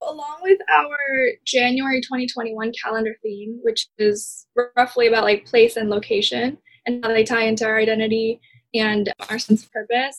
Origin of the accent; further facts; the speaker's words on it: California, United States; also born or lived in South Korea; growing up in California, literally only California, I was born in Korea, but I have never moved from California to somewhere else other than for college.